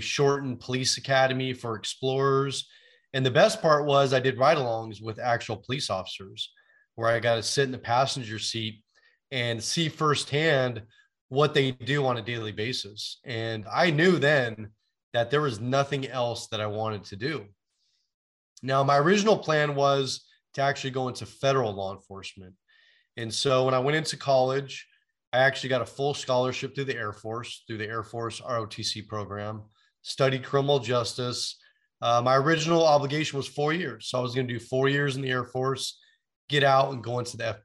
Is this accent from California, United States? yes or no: yes; San Francisco Bay Area, California, United States; I was born and raised in the San Francisco Bay Area